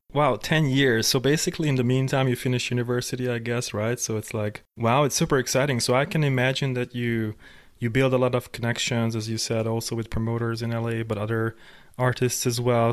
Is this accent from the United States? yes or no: no; Hungary; I was growing up in Hungary